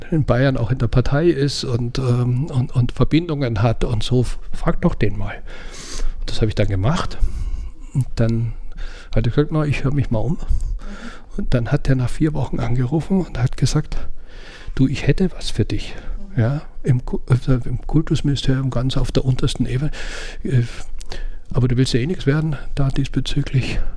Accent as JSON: {"language": "German", "country": "Austria", "said": "Eigentlich wäre mein Traum, völlig verrückt, aber als Österreicher darf man sowas"}